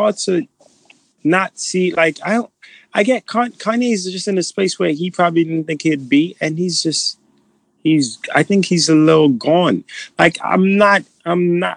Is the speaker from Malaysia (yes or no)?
no; Nigeria; moved away; I'm too Nigerian